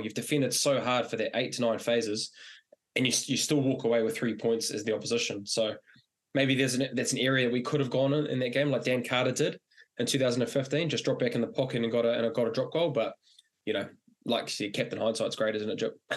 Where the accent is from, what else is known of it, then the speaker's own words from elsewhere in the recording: New Zealand; as a Kiwi